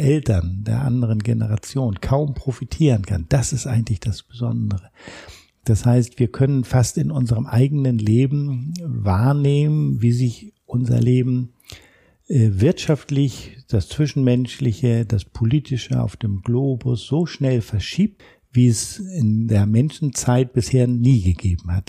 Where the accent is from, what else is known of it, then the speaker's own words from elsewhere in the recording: Hamburg, Germany; wir machen hier als Hamburger beispielsweise unseren Schwanpolizisten